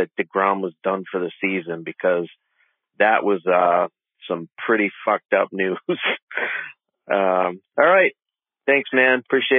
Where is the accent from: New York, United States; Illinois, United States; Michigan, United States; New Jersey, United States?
New York, United States; Long Island; now in Wisconsin, United States; I grew up on Long Island.